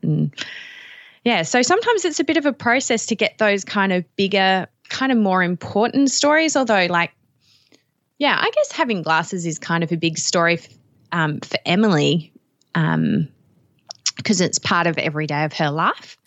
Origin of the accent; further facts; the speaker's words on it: Australia; you can probably tell from even the few words I've spoken, I'm from Australia